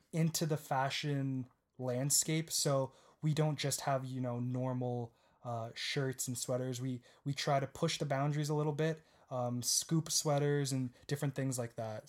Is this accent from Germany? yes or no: no; Guelph, Ontario, Canada; also born or lived in Waterloo, Ontario; I was born in Guelph, Ontario, again in Canada, and when I was around ten or eleven, I moved to Waterloo